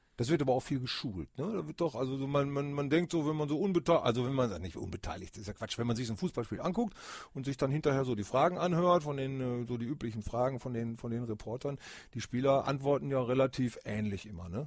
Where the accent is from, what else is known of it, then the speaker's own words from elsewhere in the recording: Bremen, Germany; Ich bin in Bremen geboren